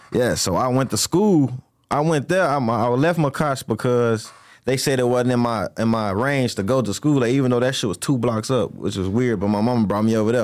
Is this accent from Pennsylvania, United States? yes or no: no; Jackson, Mississippi, United States; moved away; also born or lived in Chicago, Illinois; So, I was born in Jackson, Mississippi. I was born in Jackson, Mississippi. I moved to Chicago